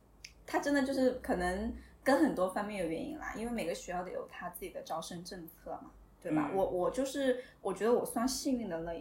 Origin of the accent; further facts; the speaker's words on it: Hunan, China; 哦，对，我是湖南的。